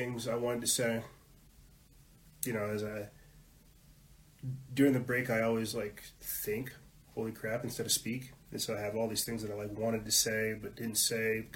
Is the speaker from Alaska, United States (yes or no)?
no; South Carolina, United States; I was brought up in South Carolina, being raised Southern Baptist